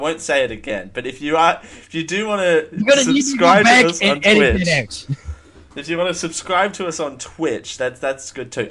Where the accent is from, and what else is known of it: Australia